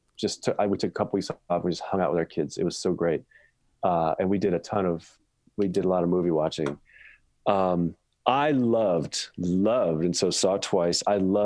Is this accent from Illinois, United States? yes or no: yes; Chicago, Illinois, United States; now in Grand Rapids, United States; I'm from Chicago. That's where I'm originally from, and I'm now living in Grand Rapids, Michigan.